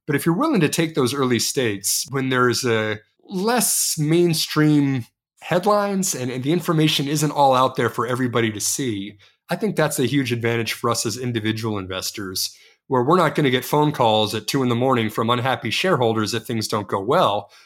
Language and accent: English; Texas, United States; I'm from Texas